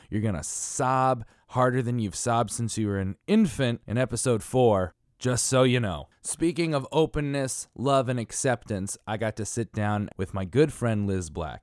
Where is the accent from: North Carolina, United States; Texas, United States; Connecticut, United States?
Connecticut, United States; I'm from Connecticut